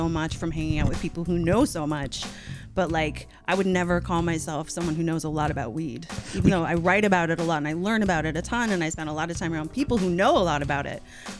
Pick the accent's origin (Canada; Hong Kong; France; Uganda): Canada; Newfoundland and Labrador; moved away; also born or lived in St. John's; I grew up in Newfoundland in Canada.